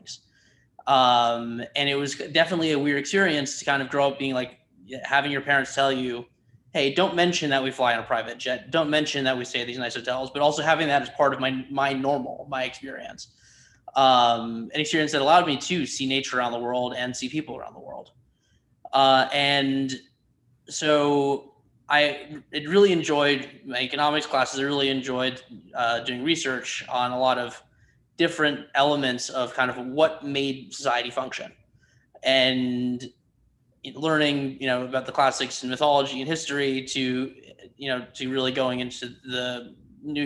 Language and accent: English; Connecticut, United States; also born or lived in Chicago, Illinois; I grew up mostly in Connecticut, moved there from Chicago when I was 3 years old